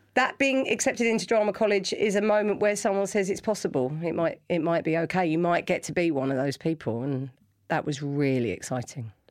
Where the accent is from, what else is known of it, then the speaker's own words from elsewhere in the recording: London, United Kingdom; I grew up in London